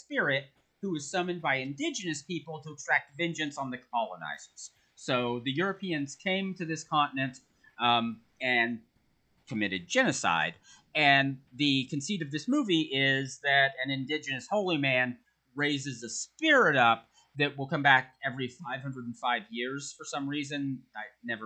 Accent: United States; As an American

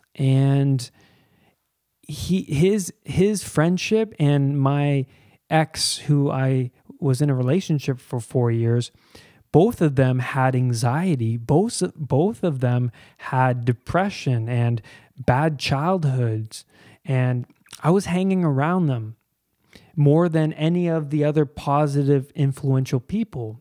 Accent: Pickering, Ontario, Canada; I grew up in Pickering, Ontario, and that is east of Toronto. I grew up here my whole life, pretty much

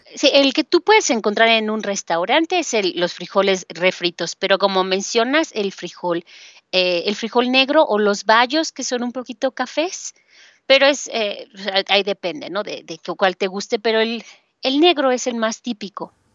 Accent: Mexico City, Mexico; de la Ciudad de México

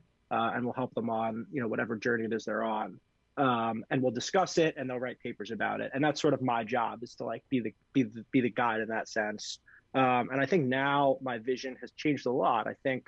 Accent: New York City, New York, United States; now in Milton, United States; Grew up in New York City.

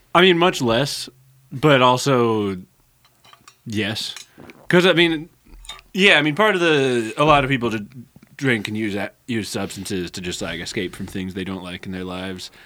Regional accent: Santa Rosa, California, United States; moved away as an adult; also born or lived in San Jose, California; now in Eugene, United States; I grew up in Santa Rosa, which is a, a little bit bigger than Eugene

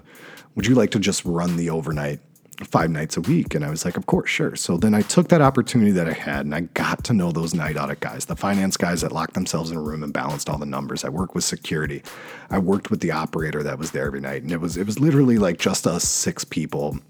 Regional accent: North Carolina, United States; moved away as an adult; also born or lived in New York City, United States; now in Washington, DC, United States; my hometown in North Carolina

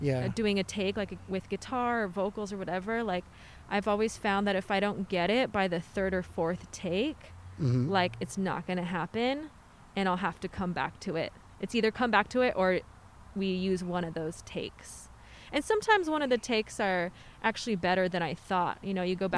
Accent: Riverside, California, United States; I'm from Riverside.

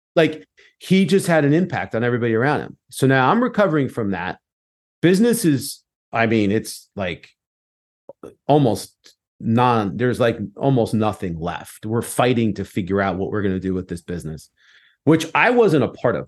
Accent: United States

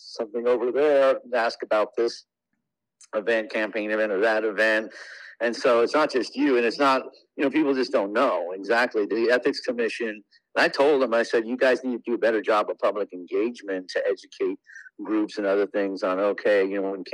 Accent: Lahaina, Hawaii, United States; also born or lived in Honolulu / California; I was born in Honolulu, and then at the ripe age of 1 year old, moved to Maui. I've been living in Lahaina ever since

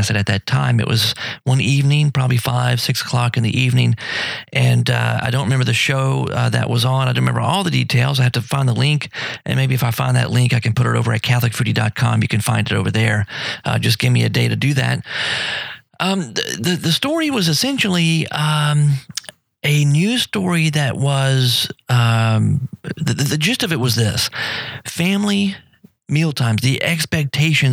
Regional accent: United States; I'm still American and I still love my country.

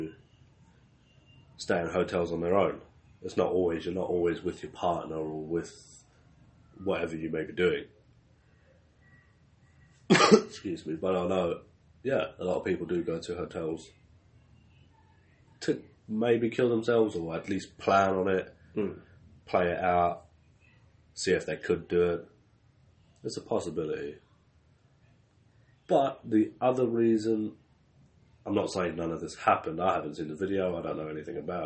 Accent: South Africa; I was born in South Africa

